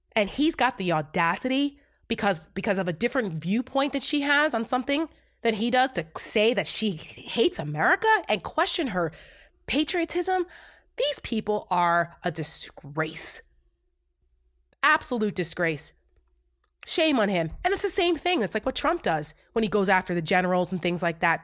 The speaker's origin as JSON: {"language": "English", "town": "Paramus", "region": "New Jersey", "country": "United States", "tie": "born or raised there", "said": "I am from Bergen County. I grew up in Paramus"}